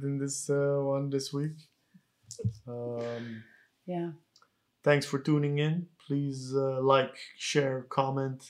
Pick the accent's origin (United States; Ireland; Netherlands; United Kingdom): Netherlands; our parents had to become refugees and that we grew up in the Netherlands as political refugees